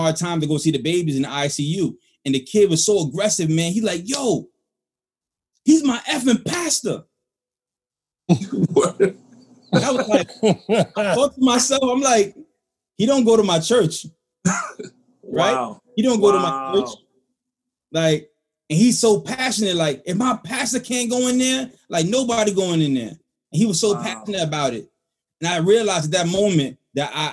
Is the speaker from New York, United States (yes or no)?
yes; New York City, New York, United States; I'm the only person who's here from the Bronx